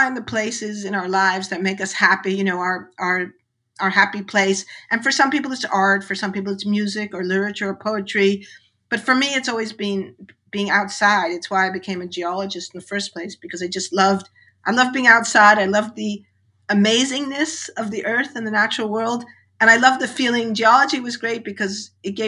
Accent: New York City, New York, United States; I grew up in New York City, which was an incredibly noisy place.

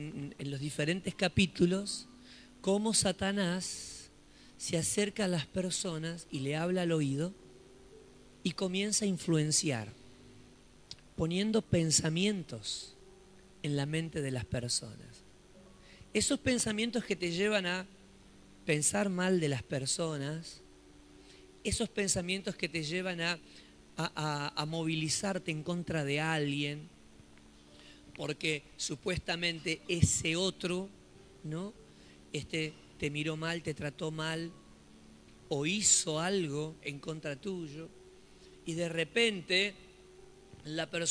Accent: Solano, Buenos Aires Province, Argentina; nosotros que somos de Solano, lo que es Solano, en esos días la ciudad estaba desierta

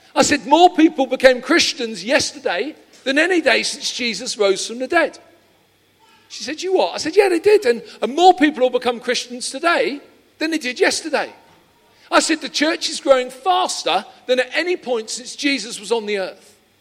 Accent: London, United Kingdom; moved away; I'm originally from Peckham

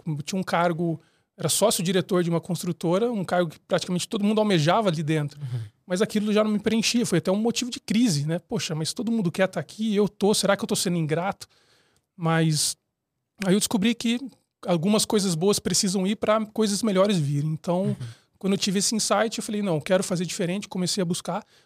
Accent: São Paulo, Brazil; Eu sou de São Paulo, mas enfim, eu já mudei bastante na minha vida.

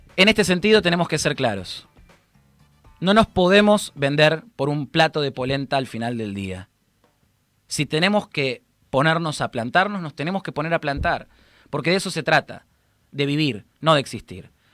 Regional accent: Argentina; Como argentinos

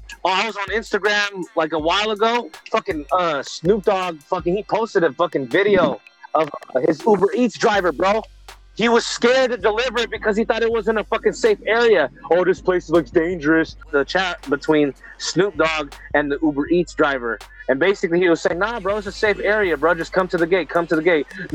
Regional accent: Pittsburg, California, United States; I'm from Pittsburgh

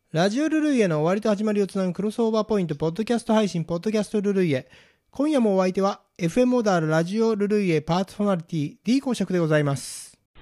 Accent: Kanto, Japan; 関東人だから

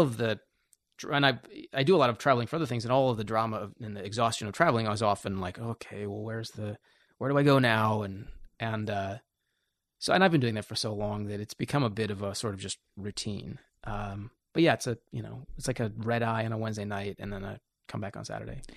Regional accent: Portland, Oregon, United States; moved away as an adult; I was coming from Portland

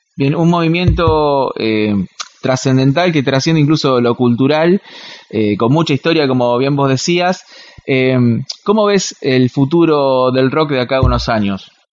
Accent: Quilmes, Buenos Aires Province, Argentina; nosotros somos de Quilmes

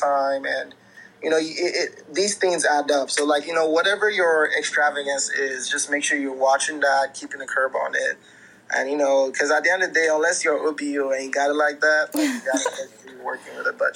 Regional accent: Nigeria; moved away; a lot of us who identify as Nigerians from, you know, born and raised in Nigeria

